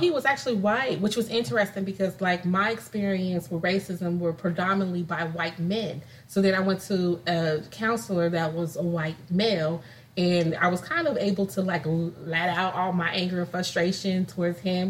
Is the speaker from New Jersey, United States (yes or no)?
no; California, United States; moved away as an adult; also born or lived in Illinois; I was uh, born and raised in California, moved to Illinois